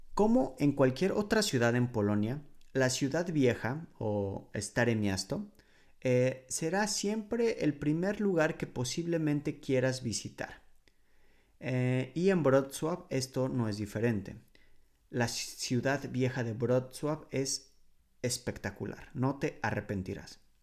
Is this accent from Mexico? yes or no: yes; Mexico City, Mexico; moved away as an adult; now in Poland; la Ciudad de México, por ejemplo, de donde yo soy originario